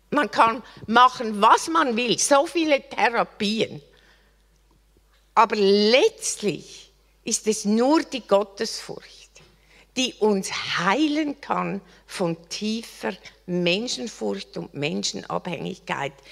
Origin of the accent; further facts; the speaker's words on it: Switzerland; Ich bin Schweizerin.